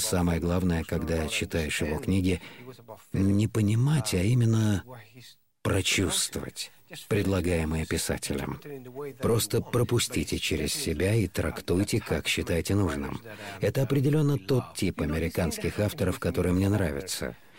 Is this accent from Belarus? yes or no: no; Andalusia, Spain; я из Андалусии